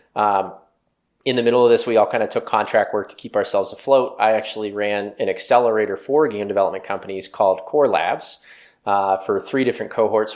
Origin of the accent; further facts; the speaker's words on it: West Virginia, United States; I grew up in West Virginia, um, a small town outside of Pittsburgh